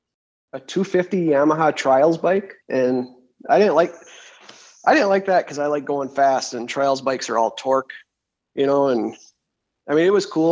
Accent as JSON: {"language": "English", "town": "Freedom", "region": "Wisconsin", "country": "United States", "said": "Michelle and Missy gave me that nickname. I'm a machinist from Freedom, Wisconsin, which is a small town between Green Bay and Appleton."}